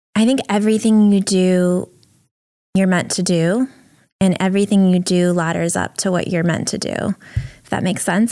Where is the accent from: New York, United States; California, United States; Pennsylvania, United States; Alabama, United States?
New York, United States; New York City; also born or lived in Ukraine; I moved to the U S with my family when I was four and a half years old, and we moved from Ukraine and lived in a welfare hotel in Brooklyn